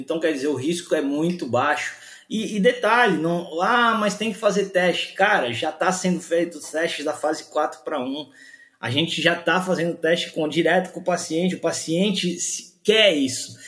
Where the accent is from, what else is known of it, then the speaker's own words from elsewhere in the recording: Brazil; a gente é brasileiro